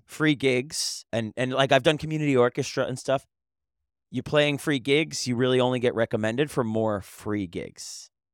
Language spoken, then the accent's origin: English; New York, United States; also born or lived in Philadelphia / Delaware; as a New Yorker